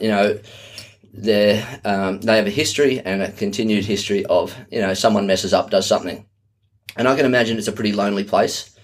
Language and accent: English; Australia; from Australia